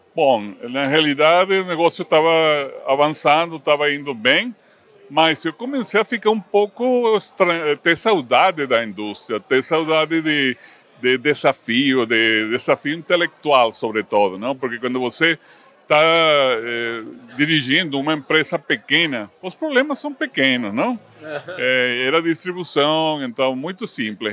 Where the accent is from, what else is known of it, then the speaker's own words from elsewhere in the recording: Venezuela; Portuguese is a second language; moved away as an adult; also born or lived in Caracas, Venezuela / Cali, Colombia / Mexico City, Mexico / New York, United States; now in Campinas, Brazil; Eu cresci e estudei na Venezuela